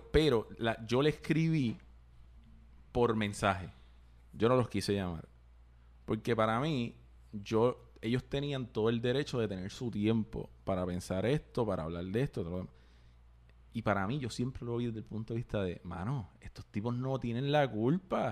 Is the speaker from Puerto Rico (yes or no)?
yes; Puerto Rico; nosotros como puertorriqueños